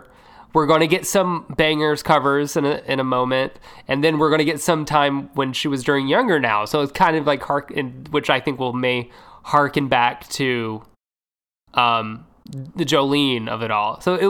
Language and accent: English; Nashville, Tennessee, United States; You know what? I'm from Nashville. This is always the music I've always wanted to do.